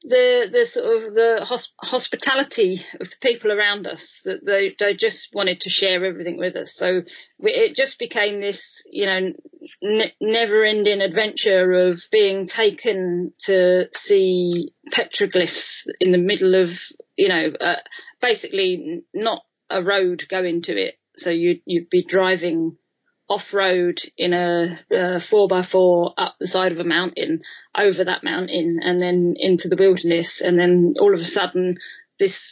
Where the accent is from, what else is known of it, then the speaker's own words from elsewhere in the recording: London, United Kingdom; being a Londoner